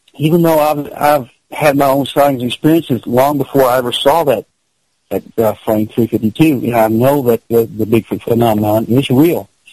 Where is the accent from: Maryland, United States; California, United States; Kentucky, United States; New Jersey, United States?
Kentucky, United States; I'm from Kentucky